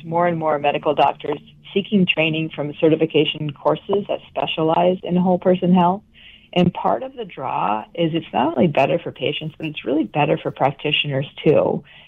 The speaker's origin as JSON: {"language": "English", "region": "Vermont", "country": "United States", "moved": "as an adult"}